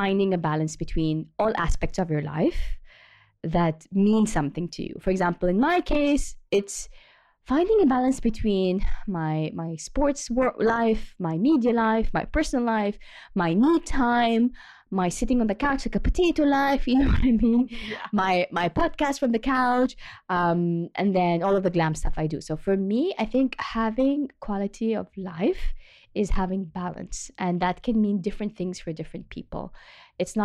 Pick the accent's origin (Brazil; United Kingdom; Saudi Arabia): Saudi Arabia; Jeddah, Makkah Province; I grew up on the Red Sea